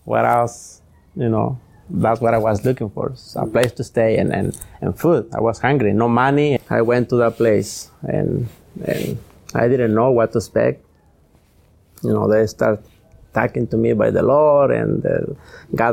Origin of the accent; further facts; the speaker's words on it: Jalisco, Mexico; English is a second language; moved away as an adult; also born or lived in Anaheim, California; now in Los Angeles, United States; I came from Mexico, you know, Jalisco, from, Jalisco. And I was living there.